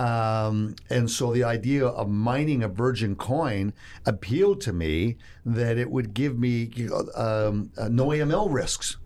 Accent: Toronto, Ontario, Canada; moved away as an adult; now in Texas, United States; I'm from Toronto. I'm a Texan, they say

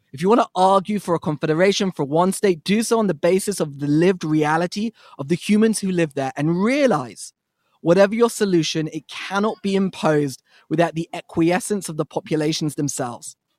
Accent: United States; As American Jews

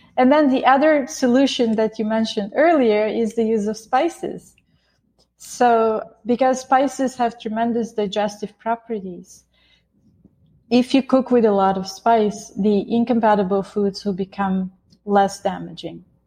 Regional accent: Bulgaria; moved away; I grew up in Bulgaria.

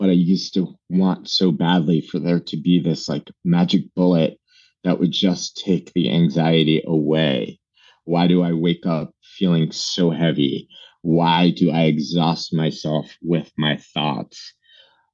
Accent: New Jersey, United States; moved away as an adult; also born or lived in Brooklyn, New York; now in New York City, United States; I'm a New Yorker. I was born in Brooklyn. I was raised in New Jersey

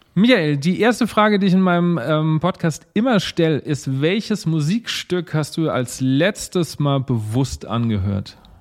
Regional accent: Lower Franconia, Bavaria, Germany; now in Mainz, Germany; ich komme ja eigentlich äh, aus Unterfranken

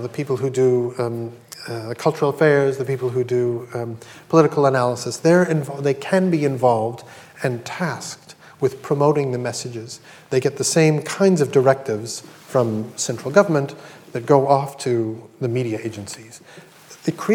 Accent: Canada; I'm Canadian

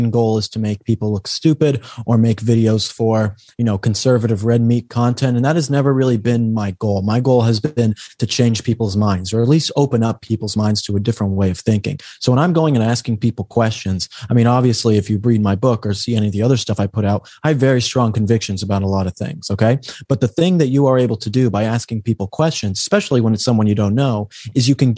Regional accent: Colorado, United States; moved away as an adult; now in Los Angeles, United States; I'm actually from Colorado, so that's why I'm familiar with Steamboat Springs

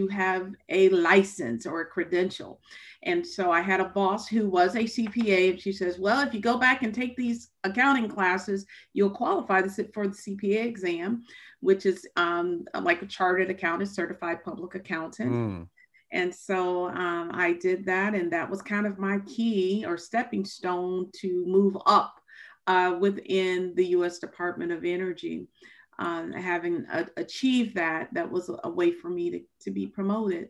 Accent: outside of Chicago, Illinois, United States; moved away as an adult; also born or lived in Kentucky; when I came to Kentucky from Chicago. I grew up outside of Chicago.

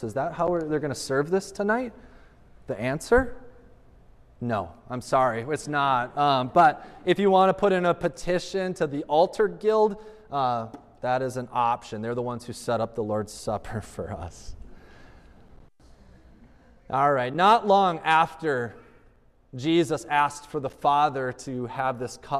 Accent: United States; as an American living in 21st century

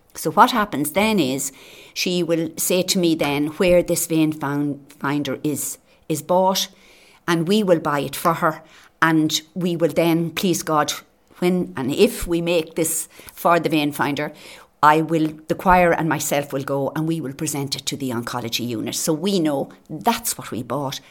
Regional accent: Naas, Leinster, Ireland; now in Carragh, Ireland; Naas would be my hometown where I was born and reared

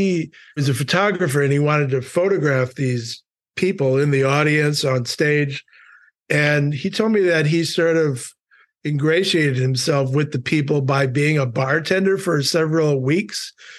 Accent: Milwaukee, Wisconsin, United States; Just growing up in Milwaukee, again, it's just down the road.

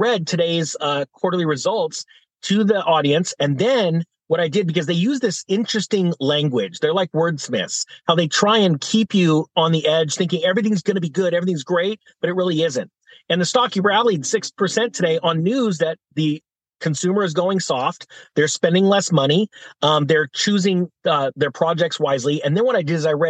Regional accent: California, United States; In my home state of California

